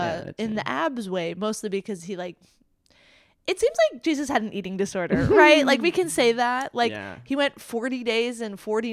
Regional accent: Jamaica; And I am Jamaican, which is like normal. That's like pretty common in Jamaica because, you know, British colony, et cetera.

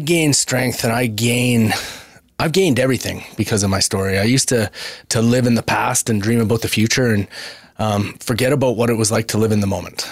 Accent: Brooks, Alberta, Canada; me growing up in Southern Alberta

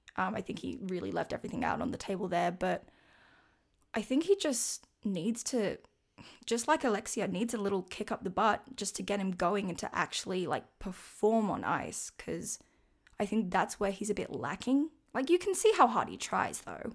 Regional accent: Australia; I am from Australia

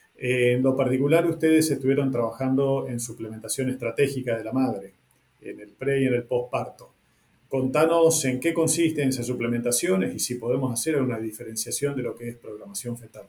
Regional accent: northern Argentina, Argentina; el norte de donde vengo yo

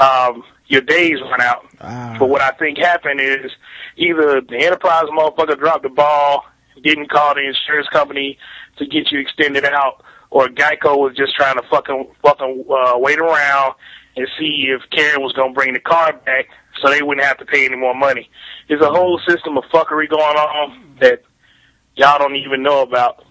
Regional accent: Montgomery, Alabama, United States; I'm from Montgomery, Alabama

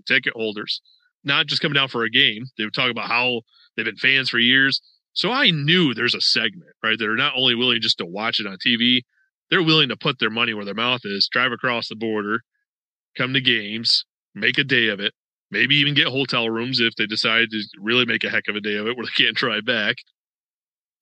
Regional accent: Rochester, New York, United States; I'm from Western New York originally. I was born and raised in South Rochester

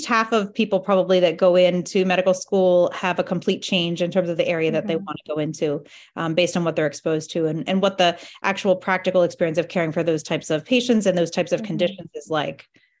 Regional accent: New Jersey, United States; I grew up in New Jersey, and my family has no Spanish-speaking background.

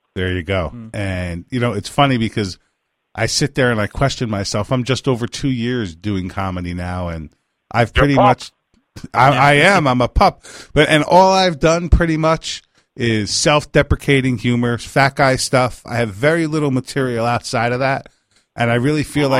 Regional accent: Pine Bush, New York, United States; I grew up in Pine Bush, New York

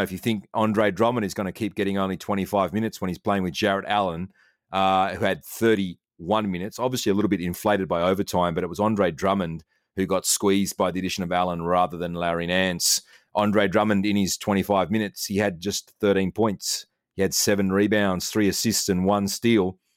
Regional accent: Australia; I'm Australian.

